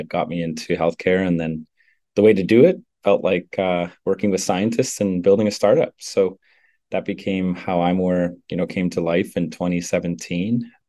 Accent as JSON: {"language": "English", "region": "Northern Canada", "country": "Canada", "tie": "born or raised there", "said": "I grew up in Northern Canada, where it snows half the year."}